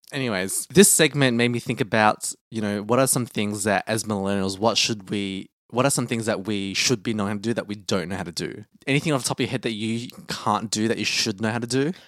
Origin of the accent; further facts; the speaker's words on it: Australia; growing up in Australia, I've never felt like a person of color